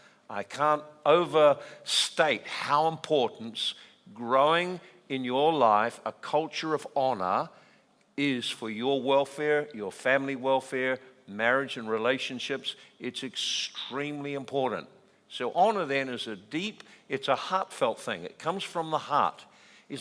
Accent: New Zealand; I'm Kiwi

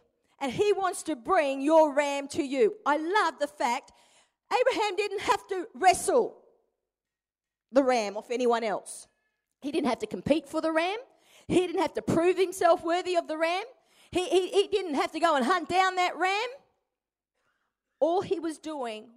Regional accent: Perth, Western Australia, Australia; moved away as an adult; also born or lived in Brisbane, Queensland; I'm originally from Perth. To this day, all my family live in Perth

